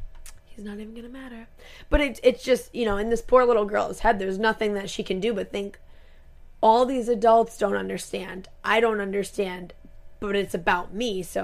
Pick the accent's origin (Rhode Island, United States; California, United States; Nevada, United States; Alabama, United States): Rhode Island, United States; we're from Rhode Island